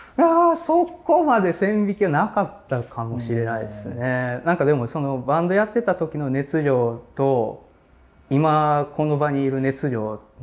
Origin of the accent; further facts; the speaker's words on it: Tokushima, Japan; moved away as an adult; also born or lived in Hiroshima / Osaka; now in Tokyo, Japan; 生まれ育ちは徳島で